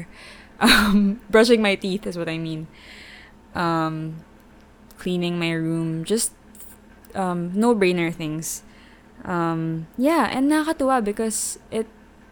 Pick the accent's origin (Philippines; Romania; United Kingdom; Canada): Philippines; I'm from the Philippines